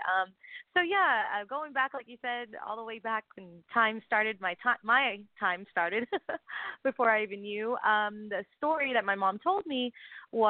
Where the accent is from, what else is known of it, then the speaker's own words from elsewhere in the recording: Texas, United States; I'm from Texas, and I was born to it